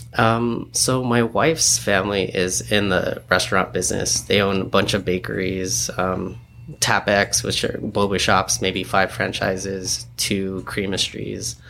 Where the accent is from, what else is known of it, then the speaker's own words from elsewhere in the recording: San Diego, California, United States; also born or lived in New York; we grew up here in San Diego